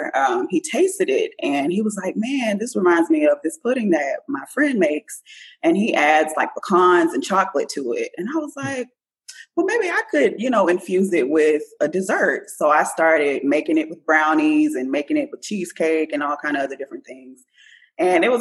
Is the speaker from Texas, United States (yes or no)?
yes; Port Arthur, Texas, United States; I am from Port Arthur, Texas.